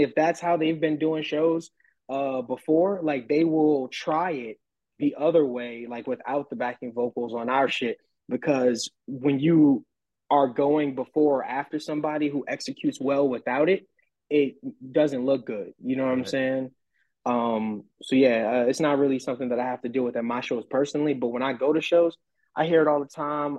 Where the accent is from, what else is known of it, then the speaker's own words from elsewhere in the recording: New Orleans, Louisiana, United States; now in San Antonio, United States; I'm from New Orleans